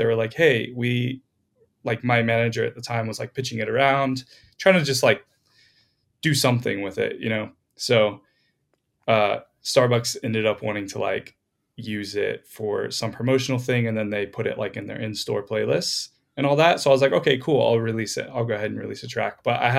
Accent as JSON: {"language": "English", "region": "Florida", "country": "United States", "moved": "as an adult", "lives_now": "Los Angeles, United States", "said": "I moved out to LA like 5 years ago. I'm from Florida originally."}